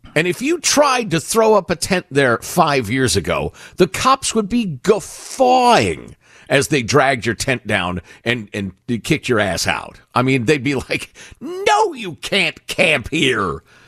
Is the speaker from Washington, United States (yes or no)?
no; Chicago, Illinois, United States; moved away as an adult; now in California, United States; Judy and I, growing up in Chicagoland